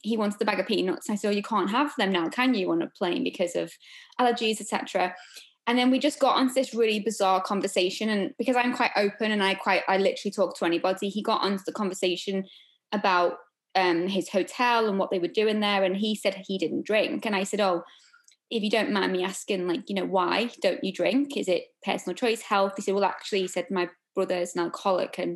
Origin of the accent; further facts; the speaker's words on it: Liverpool, North West England, United Kingdom; I'm from Liverpool